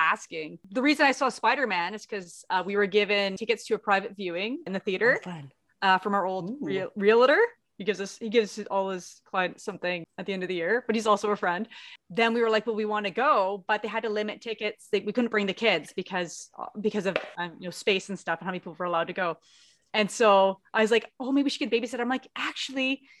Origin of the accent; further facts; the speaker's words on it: Canada; I'm Canadian.